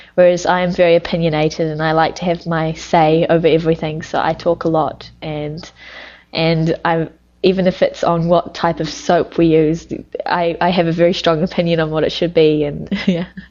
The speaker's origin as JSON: {"language": "English", "country": "New Zealand", "moved": "yes", "lives_now": "Japan", "said": "I'm from New Zealand."}